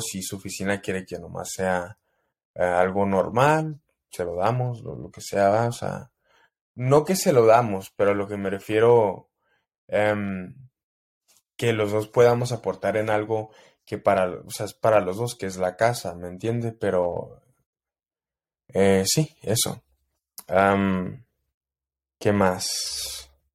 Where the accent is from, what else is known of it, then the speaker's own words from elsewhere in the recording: El Paso, Texas, United States; en El Paso, mi pueblo